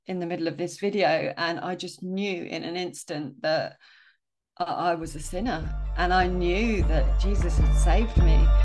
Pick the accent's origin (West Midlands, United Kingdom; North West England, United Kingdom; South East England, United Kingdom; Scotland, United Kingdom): South East England, United Kingdom; Sussex; I grew up in Well, S-, Sussex, moved a few times.